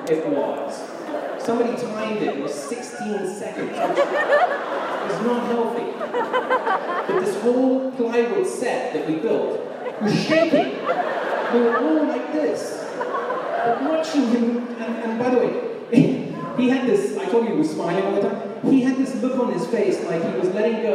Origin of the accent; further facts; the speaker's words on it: England, United Kingdom; also born or lived in United States; I grew up in England and spent time in the States as a kid